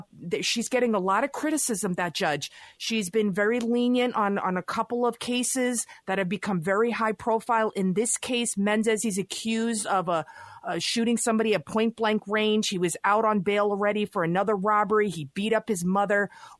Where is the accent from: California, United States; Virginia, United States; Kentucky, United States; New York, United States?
New York, United States; New York City; I was born and raised in the Bronx